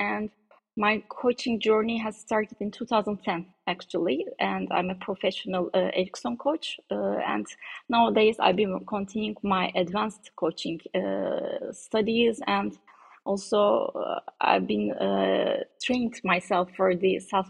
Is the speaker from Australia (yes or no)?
no; Ankara, Turkey; I was born in Ankara and high school education is at Ankara College and then MIT.